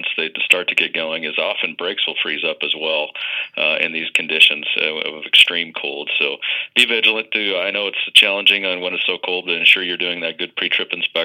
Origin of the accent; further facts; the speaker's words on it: Midwest, United States; I grew up here in the Midwest